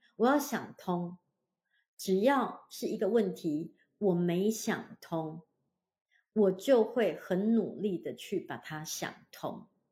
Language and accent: Chinese; Hualien, Hualien County, Taiwan; moved away; 我老家呢，花莲，就是一个面向太平洋的一个城市，小城市